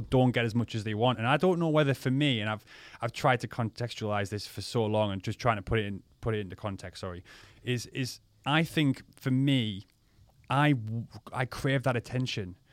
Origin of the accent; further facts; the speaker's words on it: Crook, North East England, United Kingdom; local lads in a village where I'm from, in Crook.